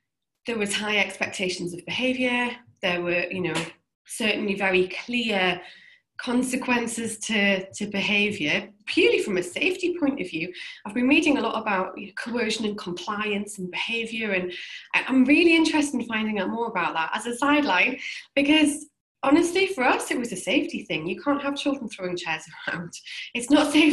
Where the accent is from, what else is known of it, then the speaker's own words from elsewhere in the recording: Newcastle upon Tyne, North East England, United Kingdom; I'm from Newcastle in the northeast of England.